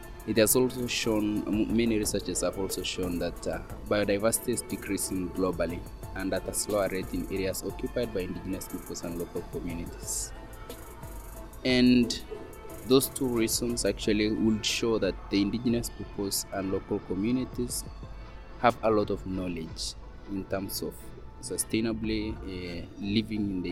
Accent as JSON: {"language": "English", "country": "Kenya", "said": "I come from Kenya. I'm a Maasai indigenous person."}